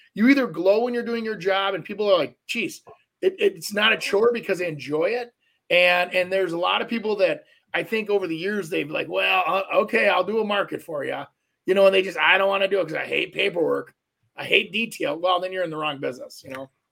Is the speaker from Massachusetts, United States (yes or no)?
no; Brooklyn Park, Minnesota, United States; As a Minneapolis kid growing up, um, grew up over by kind of Patrick Henry till I was about, I think, seven